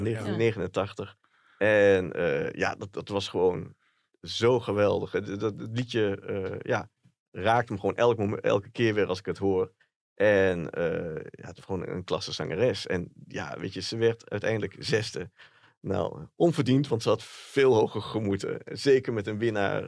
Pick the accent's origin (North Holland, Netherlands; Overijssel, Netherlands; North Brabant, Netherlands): Overijssel, Netherlands; Enschede; dat ik uit Enschede kwam